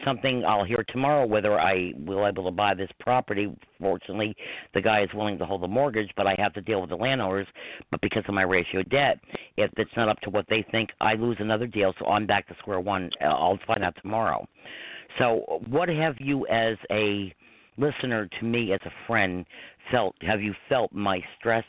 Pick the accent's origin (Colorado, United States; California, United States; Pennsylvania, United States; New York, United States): New York, United States; Croton-on-Hudson; I grew up in Croton, which is four and a half miles from here